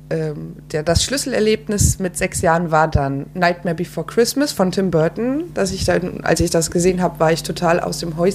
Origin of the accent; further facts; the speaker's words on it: Frankfurt, Hesse, Germany; ich komme aus Frankfurt.